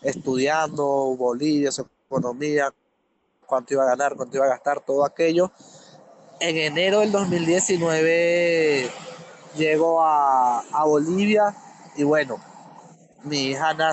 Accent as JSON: {"language": "Spanish", "town": "Valera", "region": "Trujillo", "country": "Venezuela", "moved": "as an adult", "said": "salimos de Valera a, Quito."}